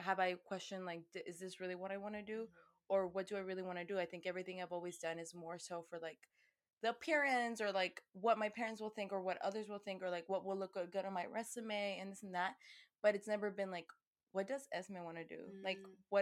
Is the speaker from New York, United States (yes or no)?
no; Houston, Texas, United States; also born or lived in Querétaro, Mexico / Boston; Y crecí aquí en Houston. Me vine a los, ¿cuántos años? A los 4 años.